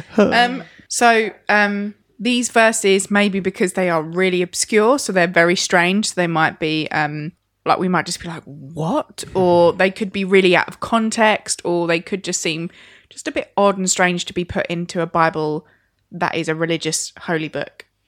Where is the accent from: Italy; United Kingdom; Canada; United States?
United Kingdom; as a British culture